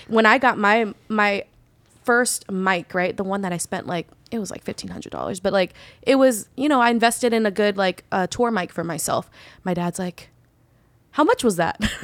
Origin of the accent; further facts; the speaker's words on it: Bay Area, California, United States; moved away as an adult; now in Los Angeles, United States; growing up in the Bay Area, I was always hella accepted by everybody